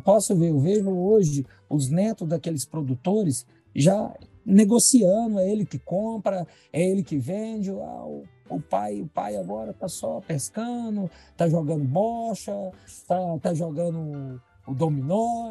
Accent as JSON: {"language": "Portuguese", "town": "Jataí", "region": "Goiás", "country": "Brazil", "tie": "born or raised there", "said": "eu sou nascido em Jataí"}